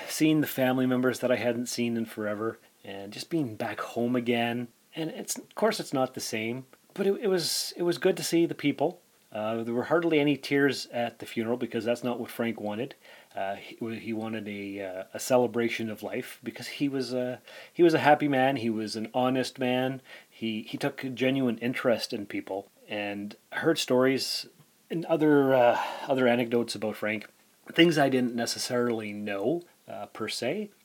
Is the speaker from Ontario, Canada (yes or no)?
yes; Sault Ste. Marie, Ontario, Canada; moved away as an adult; also born or lived in North Bay; now in Timmins, Canada; I was born in Sault Ste. Marie in 1976